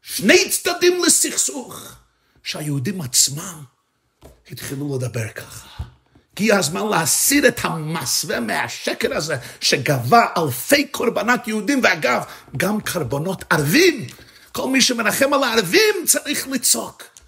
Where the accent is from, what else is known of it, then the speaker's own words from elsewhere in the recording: New York City, New York, United States; אני גדלתי בניו יורק, בברוקלין